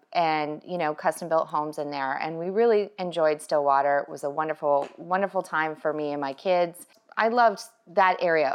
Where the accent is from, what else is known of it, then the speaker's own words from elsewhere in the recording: Canada; moved away as an adult; now in Tampa Bay area, United States; I was born and raised in Canada, oh, Canada.